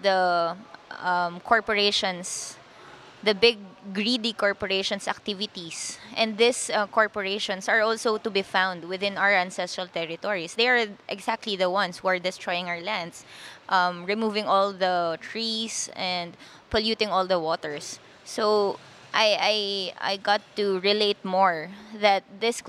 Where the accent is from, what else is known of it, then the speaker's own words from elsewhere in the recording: Quezon City, Metro Manila, Philippines; also born or lived in Cordillera region; I was born in our land, in our community. But before I turned one, we transferred to the city. So I grew up in Quezon City. I had my elementary and high school education there